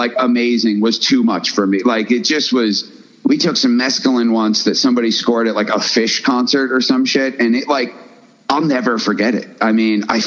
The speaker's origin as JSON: {"language": "English", "town": "Woodstock", "region": "New York", "country": "United States", "tie": "born or raised there", "said": "we grew up in Woodstock, man. Woodstock, New York"}